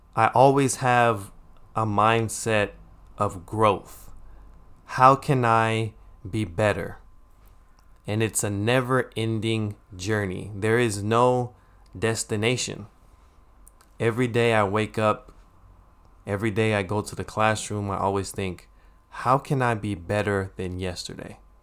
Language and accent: English; United States; when we were younger, growing up in America